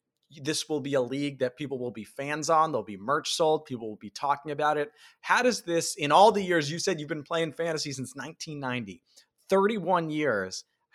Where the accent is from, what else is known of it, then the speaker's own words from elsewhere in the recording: New York, United States; I grew up in New York.